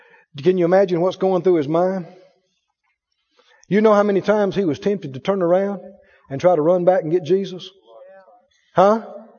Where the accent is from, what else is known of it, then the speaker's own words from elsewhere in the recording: Mississippi, United States; I know Arkansas people will understand that. I'm from Mississippi.